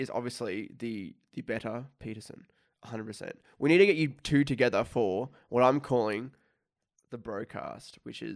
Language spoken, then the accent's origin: English; Australia; I'm from Australia